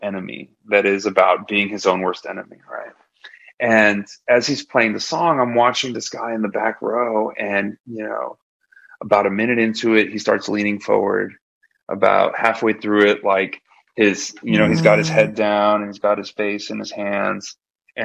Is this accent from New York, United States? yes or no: no; Laredo, Texas, United States; I grew up in South Texas in Laredo, which is a border town